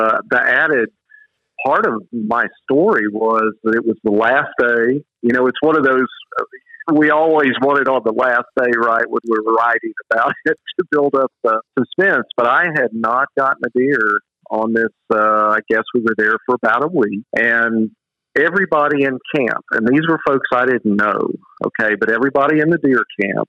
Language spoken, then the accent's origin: English; the South, United States; You can tell I'm from the South, calling them mama and daddy